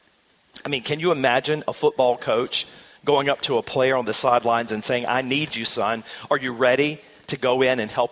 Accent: the South, United States; I'm from the South

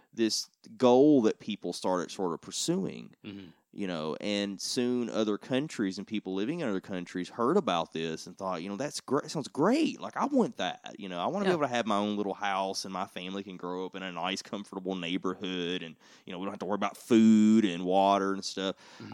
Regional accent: United States; as an American, as somebody who's lived here all my life

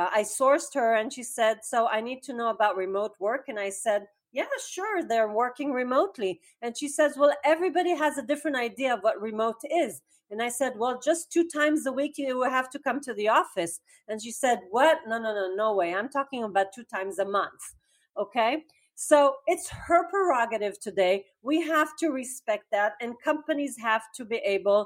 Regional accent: Israel; I'm from Israel.

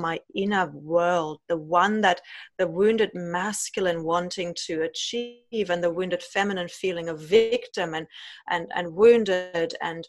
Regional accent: Germany; growing up in Germany with parents who've grown up in the post-war

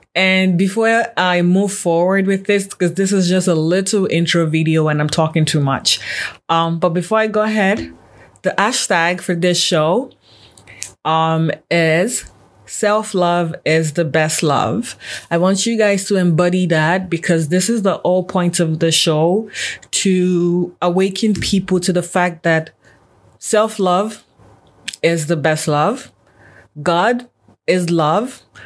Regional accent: Nigeria; now in Canada; I'm Nigerian born, but I've been in Canada for a very long time now.

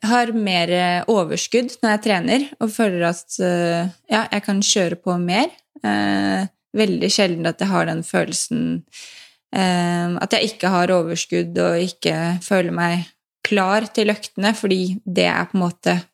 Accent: Lommedalen, Akershus, Norway; og jeg vokste opp i Lommedalen eh, med en veldig sporty familie

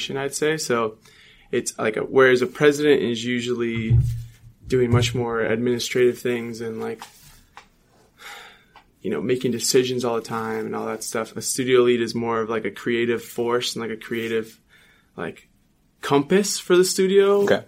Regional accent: Redwood City, California, United States; moved away as an adult; now in Los Angeles, United States; I'm from Redwood City, California, up in the Bay Area

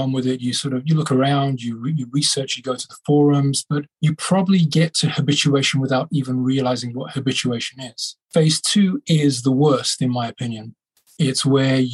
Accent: Birmingham, West Midlands, United Kingdom; my hometown in Birmingham in England

